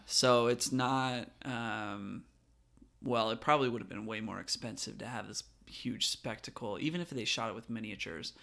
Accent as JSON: {"language": "English", "region": "California", "country": "United States", "tie": "born or raised there", "moved": "yes", "lives_now": "Virginia, United States", "said": "I grew up in California"}